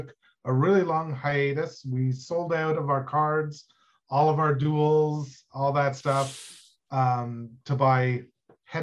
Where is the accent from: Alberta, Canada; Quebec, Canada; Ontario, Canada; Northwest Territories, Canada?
Ontario, Canada; Ottawa; I'm from Ottawa, Canada, where I live